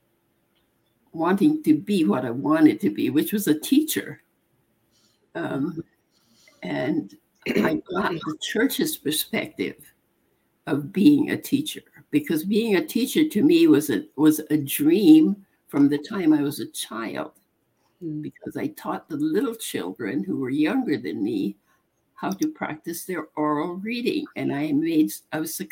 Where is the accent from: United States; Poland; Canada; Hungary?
United States; Waimea, Hawaii; I came from the Big Island, from Waimea